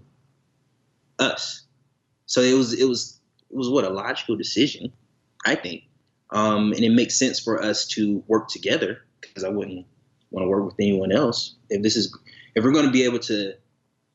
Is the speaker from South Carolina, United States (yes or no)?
yes; South Carolina, United States; I'm from South Carolina, and I think we can about cook anything that you find in the woods